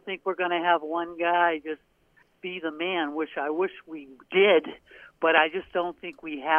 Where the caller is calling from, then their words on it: Portland, Maine, United States; Hey, this is …, and I just want to let you, from Portland, Maine